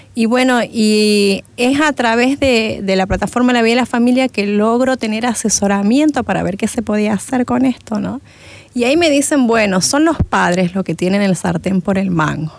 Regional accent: Argentina; moved away as an adult; now in Santa Cruz de la Sierra, Bolivia; Yo vengo de Argentina, en Argentina hice lo que es primaria, secundaria, parte de la universidad. Después, eh, por el problema económico que había en Argentina, volví a mi tierra, ¿no? Soy cruceña

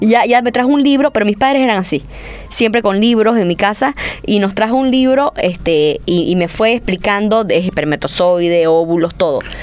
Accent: San José de Chiquitos, Santa Cruz, Bolivia; somos de San José chiquitos

